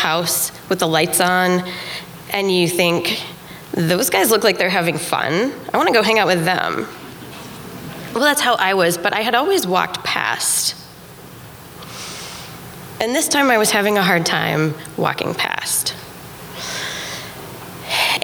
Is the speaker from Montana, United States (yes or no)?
yes; Helena, Montana, United States; moved away as an adult; Helena, Montana, my hometown